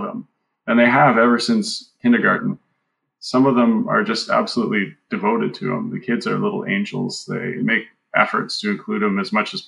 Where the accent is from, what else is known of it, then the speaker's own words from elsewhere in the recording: Canada; We're Canadian